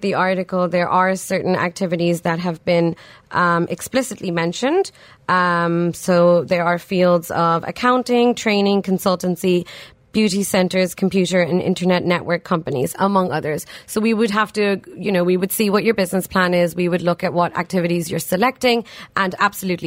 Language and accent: English; Dublin, Leinster, Ireland; moved away as an adult; also born or lived in Pakistan; now in United Arab Emirates; I grew up in Ireland